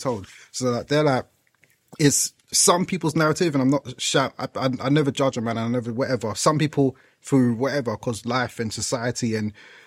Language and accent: English; London, United Kingdom; moved away as an adult; now in Essex, United Kingdom; I grew up in East London